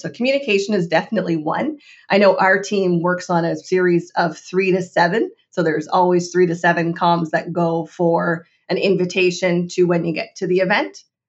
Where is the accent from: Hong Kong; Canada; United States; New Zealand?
Canada; as a Canadian